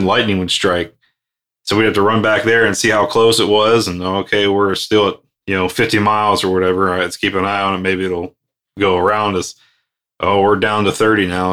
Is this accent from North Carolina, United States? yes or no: yes; Outer Banks, North Carolina, United States; I spent many a years growing up in the Outer Banks